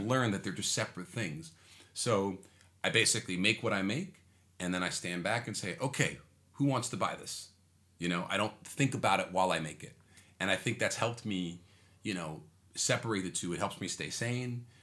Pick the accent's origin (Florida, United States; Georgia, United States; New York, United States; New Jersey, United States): New York, United States; New York City; I was born in Manhattan. Yeah. I'm like a, I'm a true New Yorker.